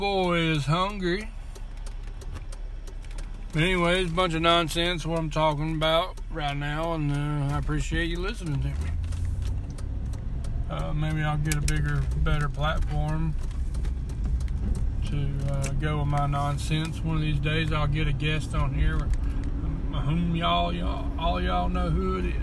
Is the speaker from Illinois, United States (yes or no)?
no; Georgia, United States; accent: southern, country accent; moved away; I'm Southern. I'm from Georgia. Born and raised in Georgia. I don't live in Georgia anymore.